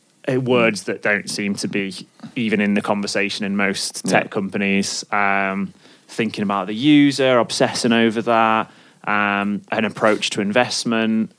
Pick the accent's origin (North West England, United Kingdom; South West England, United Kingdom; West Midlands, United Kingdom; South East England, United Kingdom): West Midlands, United Kingdom; Stoke-on-Trent; also born or lived in Sheffield; I worked at fucking KFC. I'm from Stoke. Like, I worked at KFC in Alton Towers